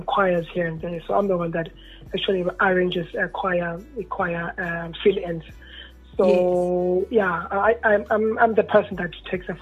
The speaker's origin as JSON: {"language": "English", "town": "Soweto", "region": "Gauteng", "country": "South Africa", "said": "I'm from Naledi"}